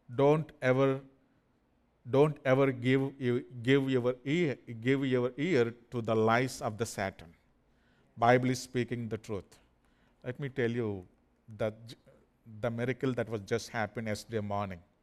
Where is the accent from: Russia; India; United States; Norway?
India; English is a second language; According to the Indian passport records, my qualification is just only seventh grade